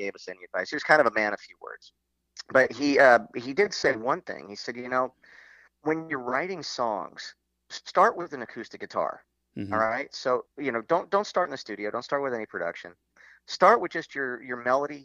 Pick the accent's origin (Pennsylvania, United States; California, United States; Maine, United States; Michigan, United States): California, United States; Los Angeles; Matthew and I grew up in Hollywood